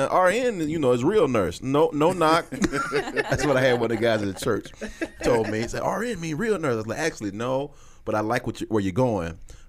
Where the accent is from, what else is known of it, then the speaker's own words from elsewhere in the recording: St. Louis, Missouri, United States; Okay, so you give them that look like I'm from St. Louis, so.